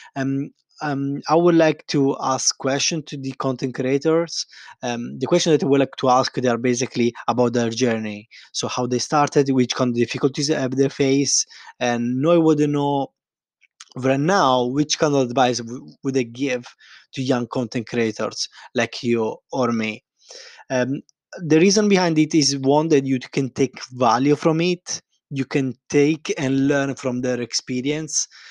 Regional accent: Italy; accent: Italian; English is a second language; I'm Italian, as you probably recognize from my accent

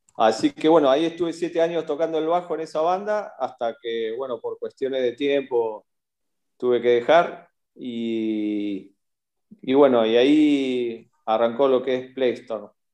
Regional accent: Bahía Blanca, Buenos Aires Province, Argentina; soy de Bahía Blanca, de Argentina

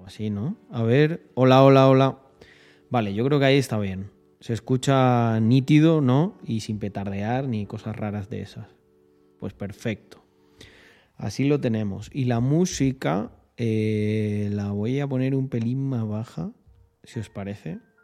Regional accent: Almendralejo, Extremadura, Spain; also born or lived in Salamanca; now in Andorra; Yo, aquí donde me veis, en Andorra, vengo de un pueblecito llamado Almendralejo

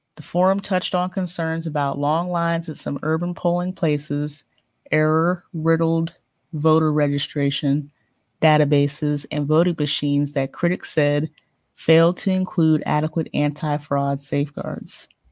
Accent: Columbiana County, Ohio, United States; I'm from Ohio. I'm from Columbiana Ho-, County, which borders Pennsylvania and West Virginia.

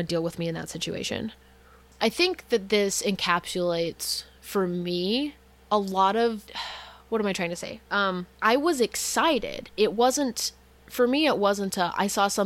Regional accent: Utah, United States; So as a child, I grew up in Utah, very homogenous place

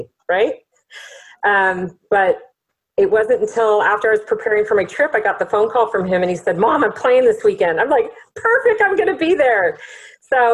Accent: San Clemente, California, United States; we're from San Clemente

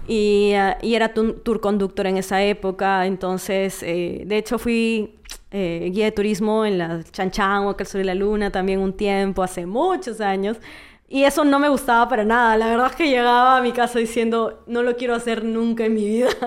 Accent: Trujillo, La Libertad, Peru; moved away as an adult; now in Lima, Peru; yo soy de Trujillo, tengo cinco años viviendo en Lima y pasé casi la mayoría de, tiempo en, Trujillo

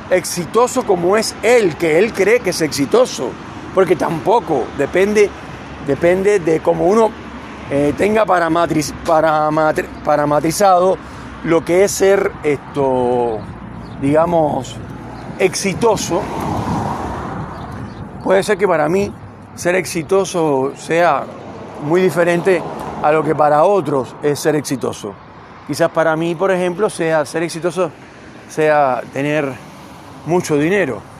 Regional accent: Argentina; Yo me considero un ciudadano del mundo. Tengo nacionalidad argentina, pero soy un ciudadano del mundo.

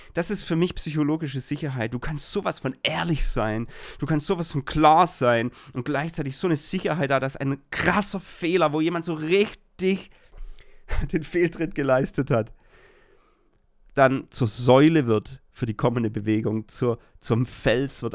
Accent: Germany; ich als Deutscher

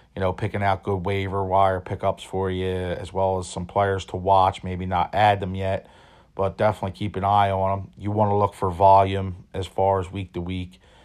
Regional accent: Philadelphia, Pennsylvania, United States; born and raised in Philadelphia

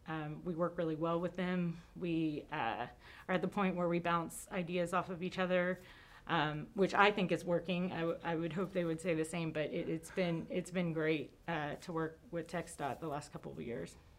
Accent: College Station, Texas, United States; born or raised there

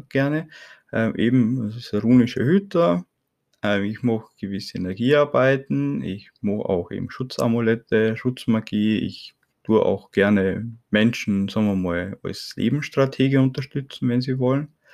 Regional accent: Burgenland, Austria; durch meinen Akzent, ich bin aus Österreich, ne, aus dem Burgenland

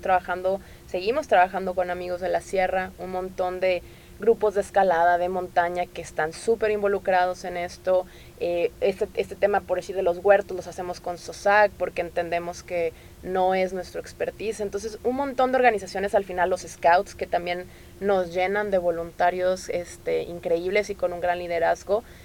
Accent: Tamaulipas, Mexico; moved away as an adult; now in Nuevo León, Mexico; yo que soy de Tamaulipas y tengo acá ya 13 años

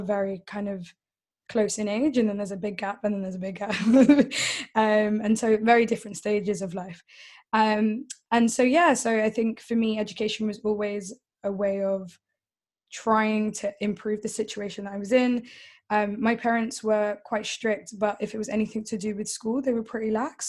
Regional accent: London, United Kingdom; first language English; I was born in in London. Uh, South London. I've always haven't moved out

